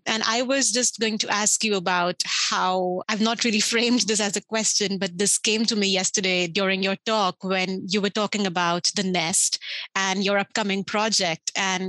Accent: India; growing up in India

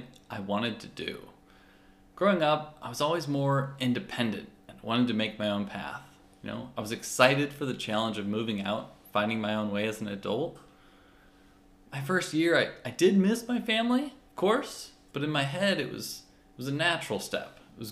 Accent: St. Louis, Missouri, United States; moved away as an adult; also born or lived in Houston, Texas; now in San Diego, United States; I grew up in St. Louis, Missouri

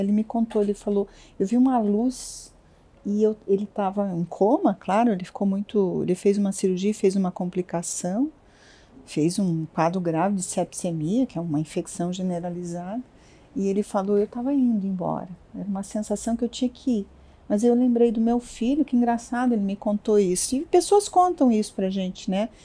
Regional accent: Curitiba, Paraná, Brazil; also born or lived in Santa Catarina / London / Brasília; Eu nasci em Santa Catarina, mas a gente mudou muito pequena, eu me considero curitibana, eu tinha quatro anos quando meus pais, meu pai teve uma proposta de trabalho e, e a gente mudou para Curitiba

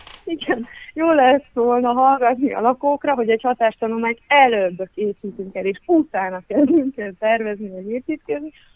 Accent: Hungary; now in Budapest, Hungary; a Szegeden, az történetesen az én szülőfalum

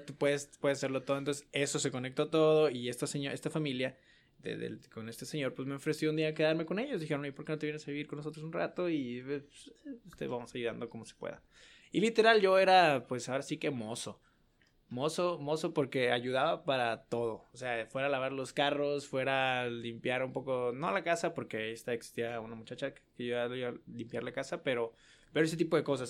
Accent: Guadalajara, Jalisco, Mexico; moved away as an adult; now in El Paso, United States; soy de Guadalajara

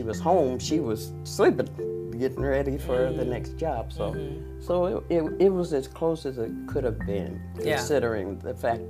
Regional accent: Des Moines, Iowa, United States; moved away as an adult; also born or lived in Utah / Seattle, Washington; now in Las Vegas, United States; I was raised in Des Moines.

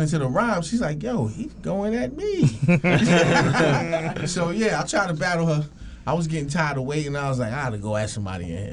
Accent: New York City, New York, United States; I grew up in Queens, officially a Queens native

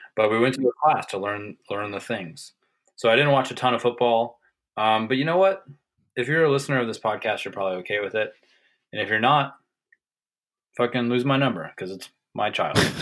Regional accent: the South, United States; growing up in the South

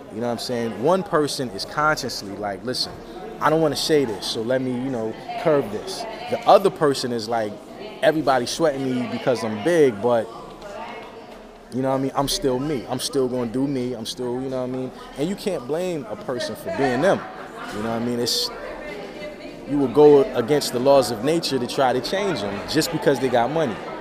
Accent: New Brunswick, New Jersey, United States; I'm from New Brunswick, New Jersey. But uh, I used to live in South Jersey

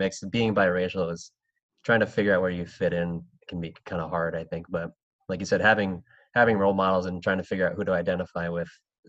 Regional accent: Philippines; I mean, being Filipino

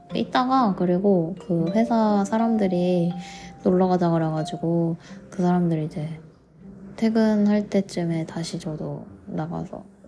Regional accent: South Korea; now in Vancouver, Canada

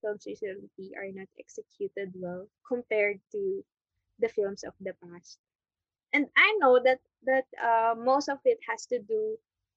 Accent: Philippines; as Filipino filmmakers

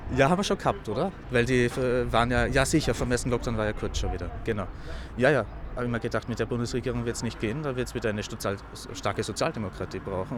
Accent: Lower Austria, Austria; moved away as an adult; now in Vienna, Austria; Ich komme aus Niederösterreich ursprünglich

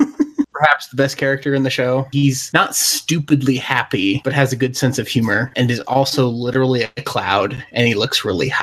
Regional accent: California, United States; I am from California, and there's literally nothing but dairies around.

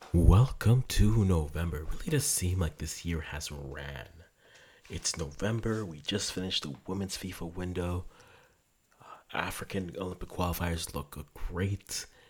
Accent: Orleans, Ontario, Canada; I am too from Orleans

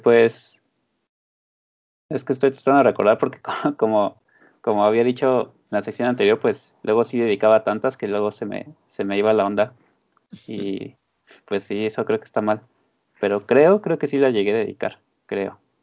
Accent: Mexico; siendo mexicano

